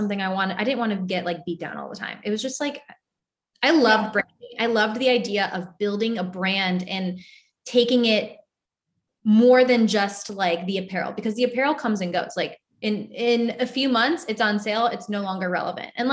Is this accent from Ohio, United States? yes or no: yes; Cleveland, Ohio, United States; moved away as an adult; also born or lived in New York / Los Angeles / Charleston; we're both from Cleveland